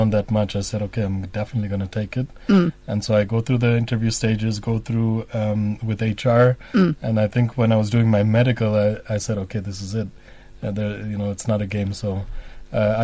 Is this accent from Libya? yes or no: no; Canada; also born or lived in Sri Lanka; I grew up in Canada, went to school and grew up in Canada since the age of two.